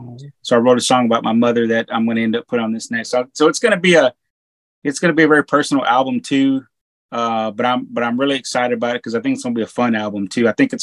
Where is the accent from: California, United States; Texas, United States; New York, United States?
Texas, United States; moved away; me growing up in Texas